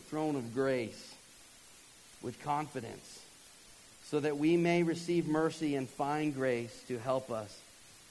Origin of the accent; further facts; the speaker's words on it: Georgia, United States; moved away; I'm from Georgia